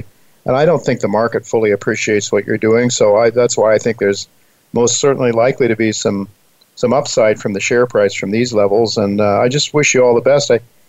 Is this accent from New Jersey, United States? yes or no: no; Ohio, United States; I grew up in Ohio, the Buckeye State